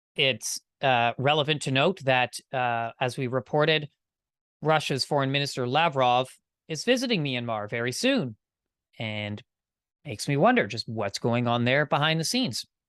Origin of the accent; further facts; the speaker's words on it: Canada; I'm Canadian